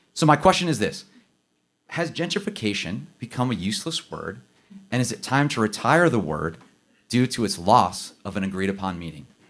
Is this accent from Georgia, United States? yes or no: no; Akron, Ohio, United States; my hometown in Akron